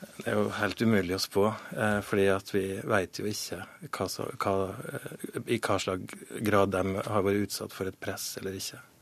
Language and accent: Norwegian; Møre og Romsdal, Norway; also born or lived in Kristiansund; jeg har jo brukt eh, over halve barndommen min i Romsdal